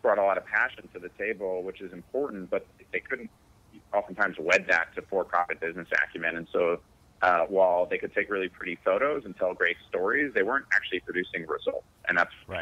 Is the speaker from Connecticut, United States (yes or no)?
yes; Connecticut, United States; also born or lived in New York; I was born in uh, New York. I grew up in Connecticut